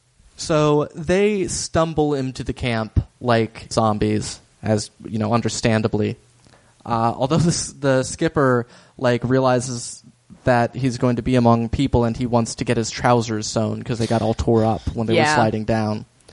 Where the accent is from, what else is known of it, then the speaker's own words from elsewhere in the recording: Norway; Also, guys, like, you know what? I'm from Norway.